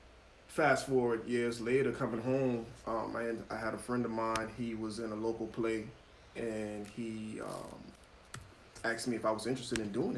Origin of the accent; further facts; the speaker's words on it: North Charleston, South Carolina, United States; Born and raised in Charleston, South Carolina.